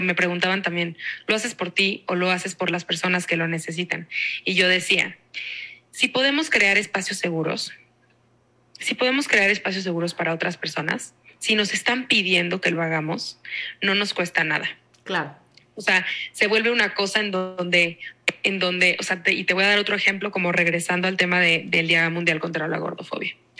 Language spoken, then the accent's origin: Spanish; Mexico